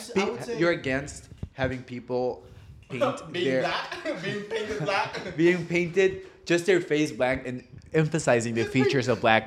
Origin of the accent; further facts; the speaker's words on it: Aruba; moved away; we're obviously from Aruba